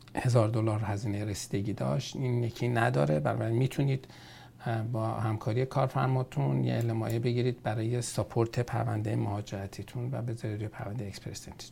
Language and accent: Persian; Iran; now in Canada; ما ایرانی هستیم